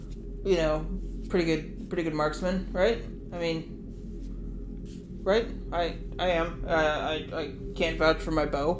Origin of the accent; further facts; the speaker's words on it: Wisconsin, United States; now in North Carolina, United States; We live in North Carolina, but I'm from Wisconsin